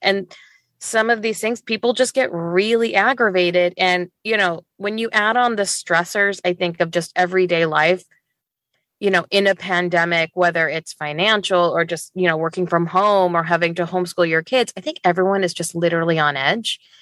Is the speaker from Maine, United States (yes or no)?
no; Northwest Indiana, United States; moved away as an adult; also born or lived in Chicago / Dubai; now in Seattle, United States; originally from Northwest Indiana. um, which is where I grew up